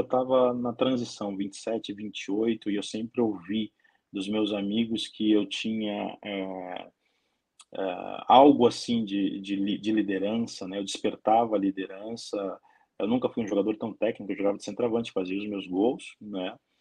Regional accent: Brazil; moved away as an adult; now in Ukraine; eu não sou europeu, sou brasileiro, estou 15 anos morando na Ucrânia

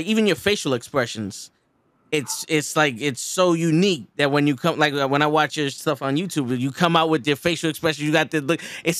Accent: New York City, New York, United States; I'm from the Bronx. That's how we spoke in the Bronx.

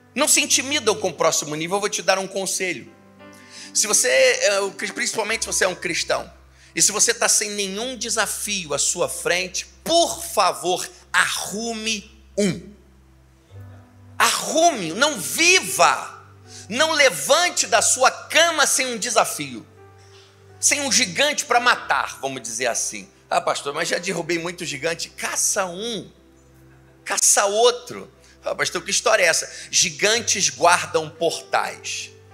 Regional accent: Niterói, Rio de Janeiro, Brazil; moved away as an adult; now in Teresópolis, Brazil; Sou de Niterói.

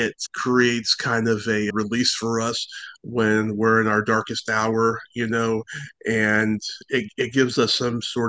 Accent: San Francisco, California, United States; I am born and raised in San Francisco, California

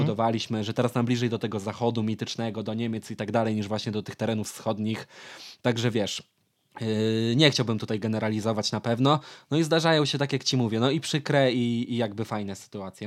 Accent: Lublin Voivodeship, Poland; ja jestem z Lubelszczyzny

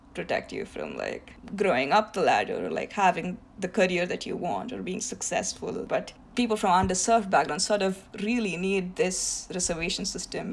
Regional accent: India; first language Tamil; English is a second language; now in United States; tamil is the language that i speak like it's my native language

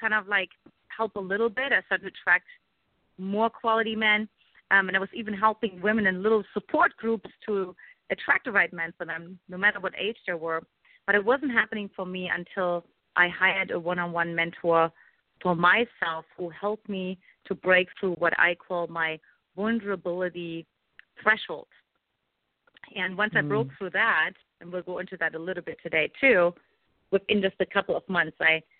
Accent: eastern Germany, Germany; English is a second language; moved away; in case the listeners can't identify my accent, I grew up in Eastern Germany

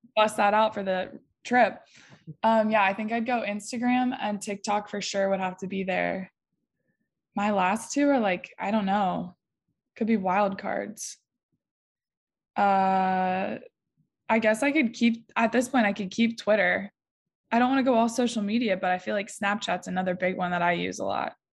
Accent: Ohio, United States; I'm from Ohio, so being from Ohio and playing for Ohio State

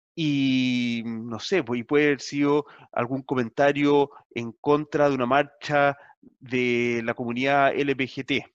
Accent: Chile; now in New Zealand; como latinoamericano, como chileno

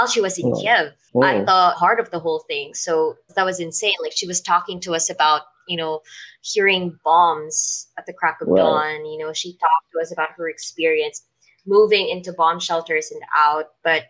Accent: Philippines; we in the Philippines, we have a tradition called All Saints Day

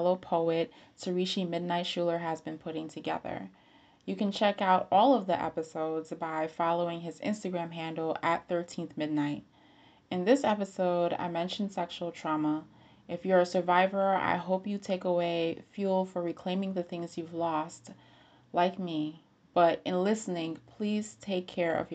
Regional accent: Bridgeport, Connecticut, United States; my dad took me to this small music school in Bridgeport, Connecticut, my hometown

